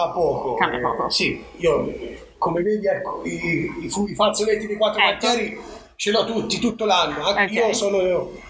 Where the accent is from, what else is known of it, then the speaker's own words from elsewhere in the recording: Arezzo, Tuscany, Italy; tutti sanno che io sono di Colcitrone